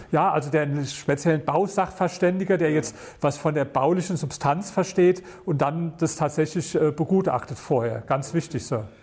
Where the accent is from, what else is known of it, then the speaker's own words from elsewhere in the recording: Berlin, Germany; ich komme aus Berlin